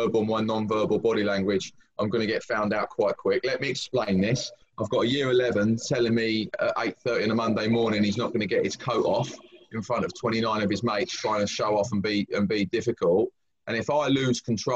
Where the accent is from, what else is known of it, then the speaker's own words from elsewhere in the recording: Brighton, South East England, United Kingdom; moved away as an adult; also born or lived in London; I was born and bred in Brighton, which was from a working class family.